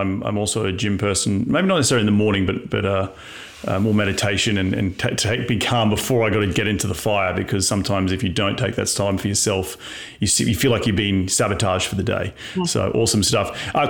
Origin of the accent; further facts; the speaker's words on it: Australia; moved away; it was so much bigger when I came from Australia